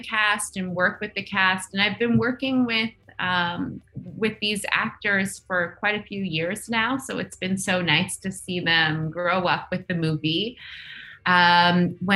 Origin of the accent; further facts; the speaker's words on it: Nunavut, Canada; I'm Inuk. I grew up in Nunavut